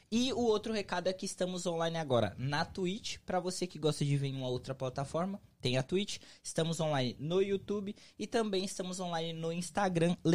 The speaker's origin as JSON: {"language": "Portuguese", "town": "Juazeiro do Norte", "region": "Ceará", "country": "Brazil", "also_born_or_lived": "Fortaleza", "moved": "as an adult", "lives_now": "United States", "said": "Sou de Juazeiro do Norte, Ceará. ou terrinha"}